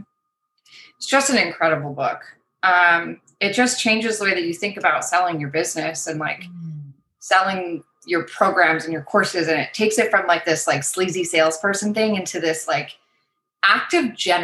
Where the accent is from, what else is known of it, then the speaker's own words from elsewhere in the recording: suburb outside Toronto, Ontario, Canada; I technically live in Toronto, mm-hmm. Ontario, Canada. Grew up in a suburb outside of the city. Spent my whole life there.